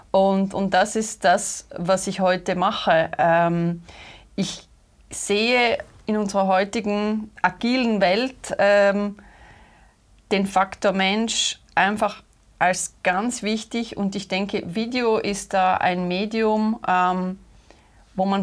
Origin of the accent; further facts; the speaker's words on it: Austria; accent: Austrian; österreichischen Akzent da heute.